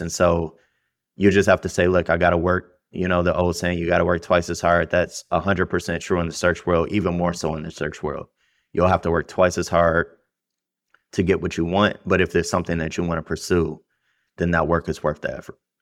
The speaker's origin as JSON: {"language": "English", "town": "Detroit", "region": "Michigan", "country": "United States", "tie": "born or raised there", "said": "I grew up in Detroit. I went to the worst school system in the country, Detroit Public Schools."}